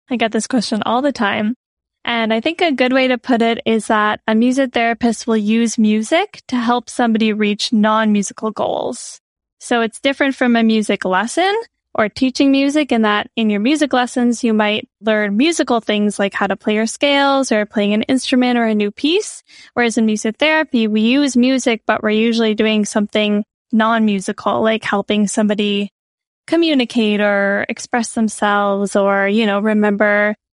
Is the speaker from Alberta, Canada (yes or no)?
no; Prince Edward Island, Canada; also born or lived in Nova Scotia; now in Toronto, Canada; I grew up on Prince Edward Island on the east coast of Canada. I went to school in Nova Scotia and I've been in Toronto for the past four years